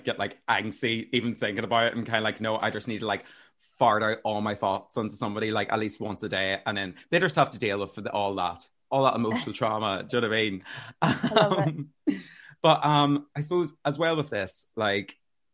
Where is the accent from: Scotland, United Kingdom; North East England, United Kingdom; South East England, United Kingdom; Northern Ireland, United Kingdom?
Northern Ireland, United Kingdom; Armagh; now in Dublin, Ireland; You actually played in my hometown for Christmas Lights Turn On